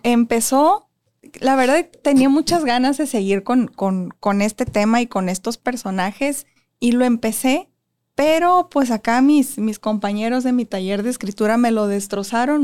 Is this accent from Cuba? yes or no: no; Tijuana, Baja California, Mexico; also born or lived in Ensenada; Soy de Tijuana y quiero que quede claro porque la gente piensa que soy de Ensenada porque viví mucho tiempo allá